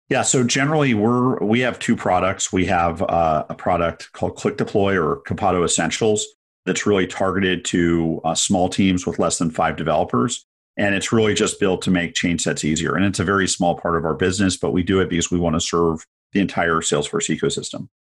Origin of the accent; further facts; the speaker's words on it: San Francisco, California, United States; growing up in San Francisco in the eighties